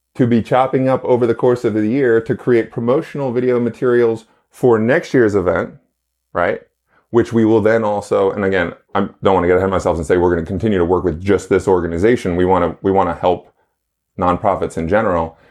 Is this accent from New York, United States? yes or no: yes; New York, United States; born and raised in New York